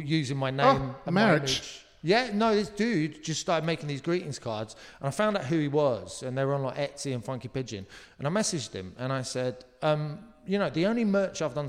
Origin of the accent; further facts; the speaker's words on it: Surrey, South East England, United Kingdom; I'm from Surrey